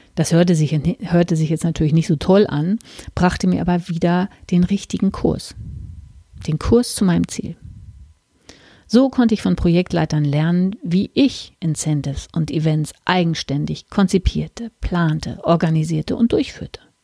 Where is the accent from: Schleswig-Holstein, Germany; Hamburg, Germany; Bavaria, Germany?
Hamburg, Germany; moved away; also born or lived in Hesse; in meiner alten Heimat im Norden Deutschlands